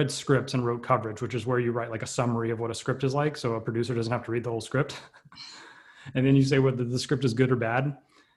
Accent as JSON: {"language": "English", "town": "Atlanta", "region": "Georgia", "country": "United States", "tie": "born or raised there", "said": "I grew up in Atlanta, Georgia"}